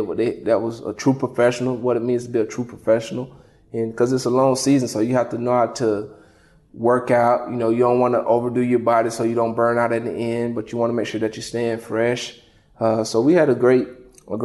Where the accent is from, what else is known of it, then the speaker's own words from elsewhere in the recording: Lake Butler, Florida, United States; moved away as an adult; also born or lived in Clemson, South Carolina / Buffalo, New York; my hometown in Lake Butler